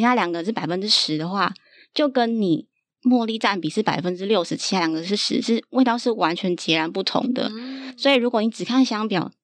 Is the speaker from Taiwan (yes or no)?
yes; Nantou County, Taiwan; 另外一个其实是我是南投出生的小孩